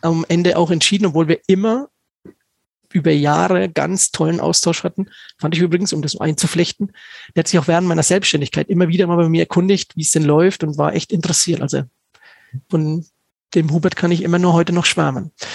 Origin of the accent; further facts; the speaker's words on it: Stockheim, Bavaria, Germany; in Stockheim, in meinem Heimatort